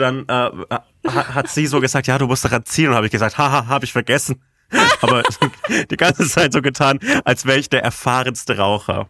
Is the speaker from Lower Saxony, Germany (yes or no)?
no; Bavaria, Germany; Ich komme aus Bayern